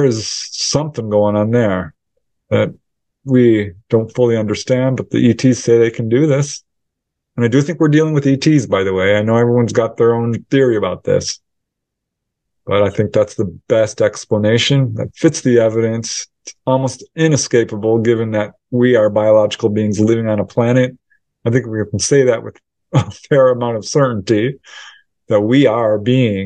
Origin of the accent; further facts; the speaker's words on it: Topanga, California, United States; my hometown of Topanga Canyon